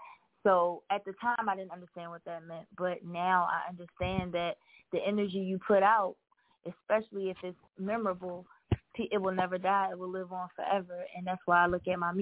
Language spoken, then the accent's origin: English; Philadelphia, Pennsylvania, United States; moved away; also born or lived in Atlanta / Milwaukee; I was born and raised in Philly